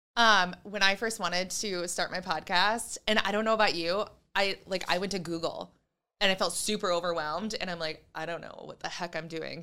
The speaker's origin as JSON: {"language": "English", "area": "Lake Shore", "region": "Michigan", "country": "United States", "also_born_or_lived": "Grand Rapids, Michigan", "said": "I am from the Lake Shore"}